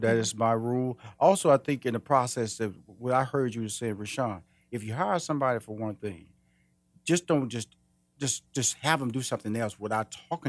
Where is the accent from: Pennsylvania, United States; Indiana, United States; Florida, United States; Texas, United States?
Texas, United States; Houston; I'm from Houston, Texas. I okay. started my first business in Houston, Texas